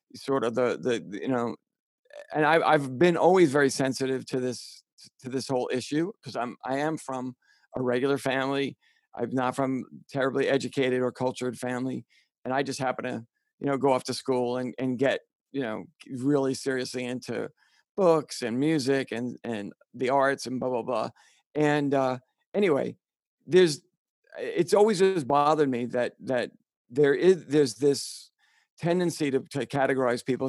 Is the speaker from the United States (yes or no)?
yes; New York City, New York, United States; accent: Bronx; moved away